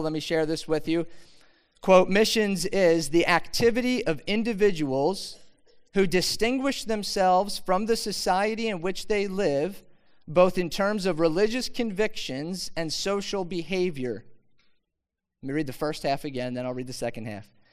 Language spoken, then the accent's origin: English; Philadelphia, Pennsylvania, United States; also born or lived in Mount Laurel, New Jersey; I grew up in Philadelphia. Anybody Philadelphia? Yeah actually Northeast Philadelphia.